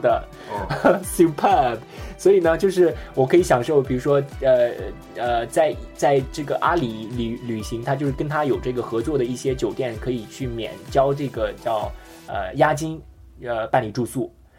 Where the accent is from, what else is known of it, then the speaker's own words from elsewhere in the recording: China; 我们中国人